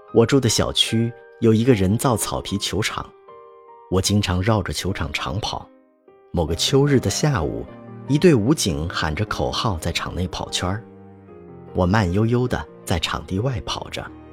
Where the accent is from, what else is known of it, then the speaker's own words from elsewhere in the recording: Northeast China, China; moved away; 我是一个东北人